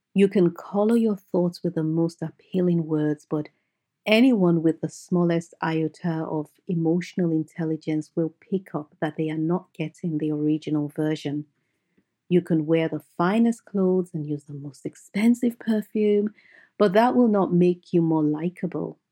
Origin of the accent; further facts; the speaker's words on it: Nigeria; I grew up in Nigeria, and I had a happy, picture-perfect childhood